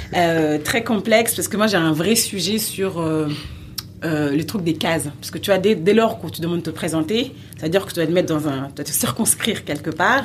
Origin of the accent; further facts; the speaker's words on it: France; j'ai grandi en France, je suis né en France